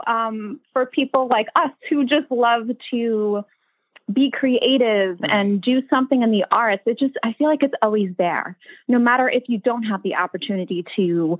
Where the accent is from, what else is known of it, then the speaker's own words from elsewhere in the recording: New York, United States; I grew up in New York. I still live here.